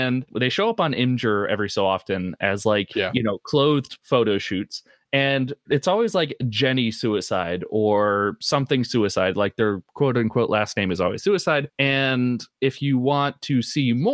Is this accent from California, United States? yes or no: no; New Jersey, United States; I grew up in New Jersey.